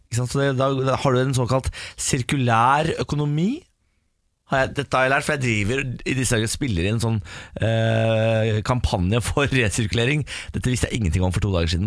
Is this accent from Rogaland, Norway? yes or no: no; Moss, Østfold, Norway; nå er jeg fra Moss.